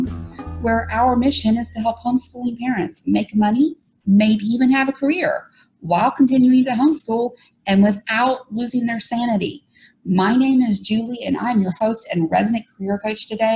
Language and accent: English; Alabama, United States; that's what I was raised under in Alabama